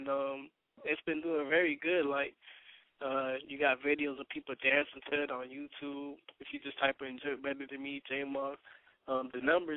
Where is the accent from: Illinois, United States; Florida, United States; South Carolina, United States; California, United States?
Florida, United States; Fort Lauderdale; I'm from Fort Lauderdale